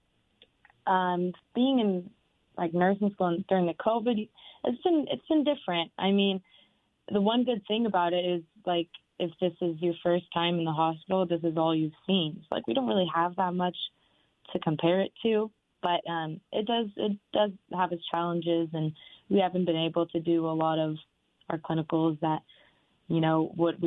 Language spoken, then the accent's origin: English; Renton, Washington, United States; moved away as an adult; also born or lived in Pullman, Washington; now in Tri-Cities, United States; I'm originally from Renton and then did my undergraduate courses in Pullman and then came to the Tri-Cities.